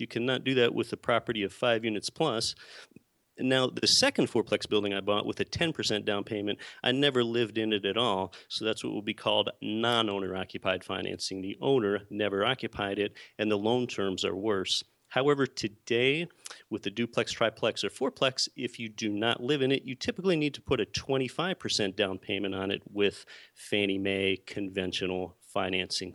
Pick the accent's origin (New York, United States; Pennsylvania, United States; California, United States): Pennsylvania, United States; moved away as an adult; now in Anchorage, United States; I was born and raised in Pennsylvania, and I did not come from an entrepreneurial or a real estate family at all